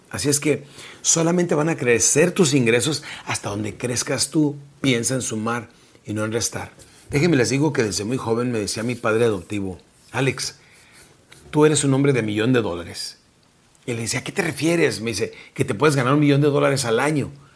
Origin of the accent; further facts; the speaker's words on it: Mexico; now in South Texas, United States; nuestra República Mexicana